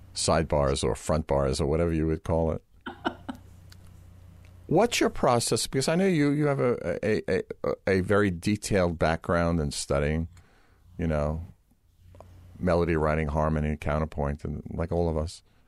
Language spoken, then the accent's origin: English; New York, United States; we're both from New York, and we both have this kind of New York sense of humor